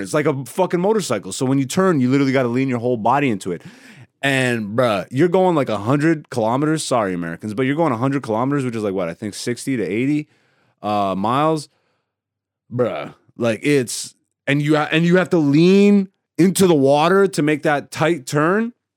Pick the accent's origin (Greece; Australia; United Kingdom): Greece; first language Greek; English is a second language; moved away; And I was actually born in Greece. My first language is Greece.